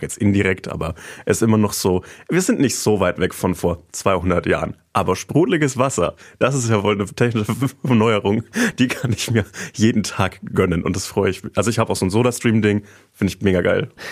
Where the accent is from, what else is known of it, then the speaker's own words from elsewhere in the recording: Treinsdorf, Bavaria, Germany; mein Heimatdorf